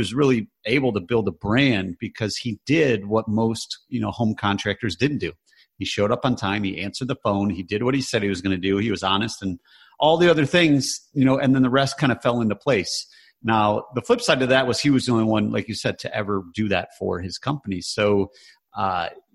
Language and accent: English; Michigan, United States; we grew up in Michigan, which was very blue collar